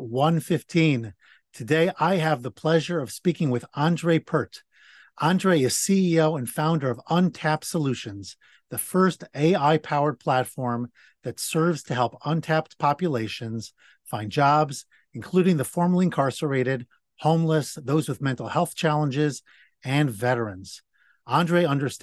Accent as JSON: {"language": "English", "town": "New York City", "region": "New York", "country": "United States", "tie": "born or raised there", "also_born_or_lived": "Atlanta", "moved": "yes", "said": "I grew up in the Bronx"}